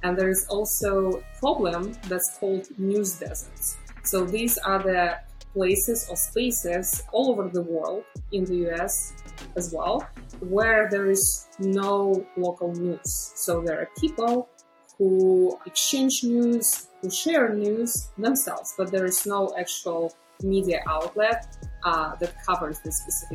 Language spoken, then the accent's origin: English; Belarus; moved away as an adult; also born or lived in Chicago, United States; now in United States; I was born in Belarus, which is also known as the last dictatorship in Europe.